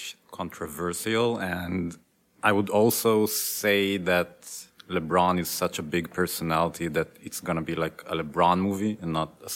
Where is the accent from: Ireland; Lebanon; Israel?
Israel; moved away as an adult; now in United States; I was born in the States, but I moved to Israel when I was a kid.